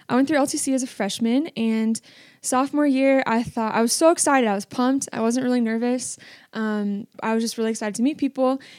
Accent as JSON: {"language": "English", "region": "Washington", "country": "United States", "said": "So I came from Washington State and I didn't know anyone except for one person, McKinley Gunzel, and her little sister was one of my best friends growing up."}